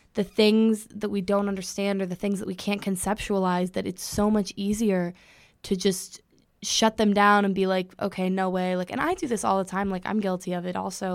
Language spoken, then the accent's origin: English; Los Angeles, California, United States; moved away as an adult; now in Connecticut, United States; I'm from Los Angeles, California